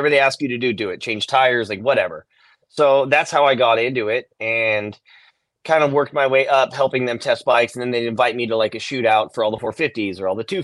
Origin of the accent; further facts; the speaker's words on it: Ventura, California, United States; Skate Street was like a skate park on there, and that was my hometown